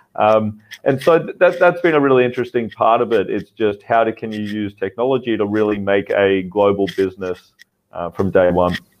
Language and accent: English; Australia; now in Vietnam; I'm an Australian founder uh, based in Vietnam.